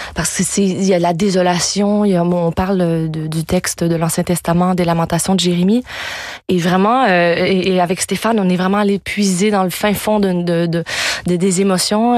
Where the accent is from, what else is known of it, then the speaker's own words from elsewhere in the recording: Quebec, Canada; first language French; moved away; also born or lived in France; retourner chanter sur ma terre natale